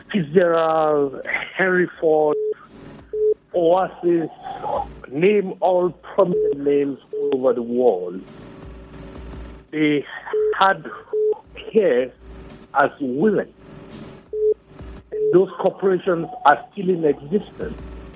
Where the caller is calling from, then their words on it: Jos, Plateau, Nigeria; I'm calling from Lamingo.